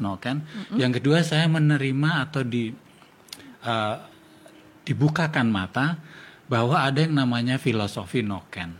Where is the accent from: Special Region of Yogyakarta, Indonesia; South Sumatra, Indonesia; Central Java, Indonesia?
Special Region of Yogyakarta, Indonesia; Yogyakarta; saya tinggal di Jogja, saya orang Jawa. Uh, eh, papa ibu saya juga dari Jogja